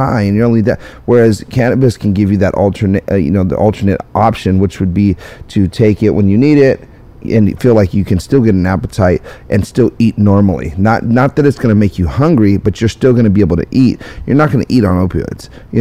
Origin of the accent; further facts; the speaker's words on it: United States; we're from the United States of America